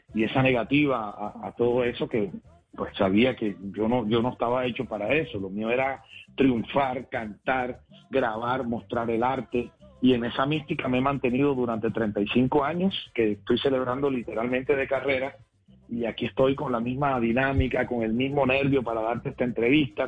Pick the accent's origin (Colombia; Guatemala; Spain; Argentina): Colombia; Cartagena, Bolívar; en el barrio de Chamaní de mi ciudad natal, Cartagena, donde nací